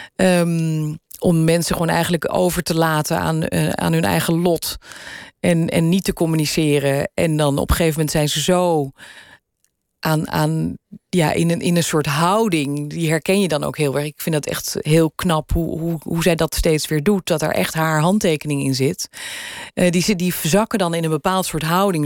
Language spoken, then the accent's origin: Dutch; Weesp, North Holland, Netherlands; accent: Gooi; also born or lived in Amsterdam; ik ben geboren in Amsterdam. Daar heb ik eerst een paar jaar van mijn leven gewoond. En toen is mijn vader huisarts geworden in Weesp. En daar heb ik mijn, eh, mijn jeugd doorgebracht.